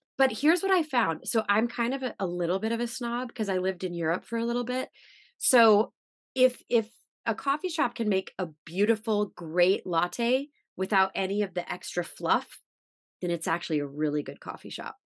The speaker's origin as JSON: {"language": "English", "region": "Missouri", "country": "United States", "also_born_or_lived": "New York", "moved": "as an adult", "said": "I'm from Missouri, by the way, so I'm like this Midwestern girl"}